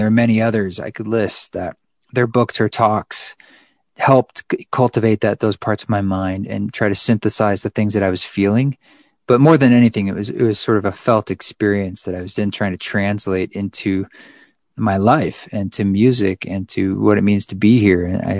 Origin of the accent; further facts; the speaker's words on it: United States